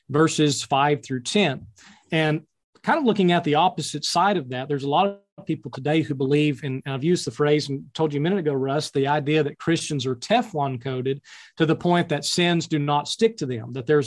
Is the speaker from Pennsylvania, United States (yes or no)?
no; Mountain Home, Arkansas, United States; I'm actually originally from and kind of my hometown is in Mountain Home, Arkansas, still located here in the Ozarks